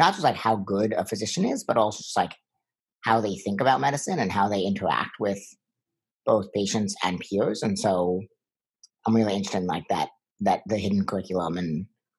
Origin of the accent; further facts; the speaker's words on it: Long Island, New York, United States; I'm originally from Long Island, New York, which is where I'm holed up right now